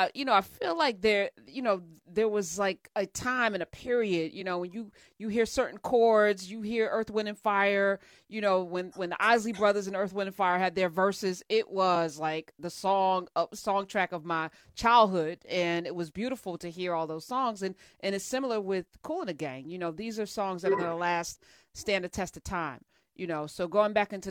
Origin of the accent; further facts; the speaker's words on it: New Jersey, United States; I'm from Jersey.